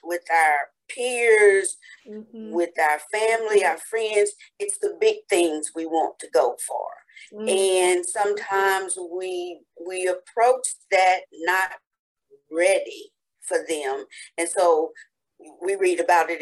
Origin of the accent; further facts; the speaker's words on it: Humboldt, Tennessee, United States; my hometown of Humboldt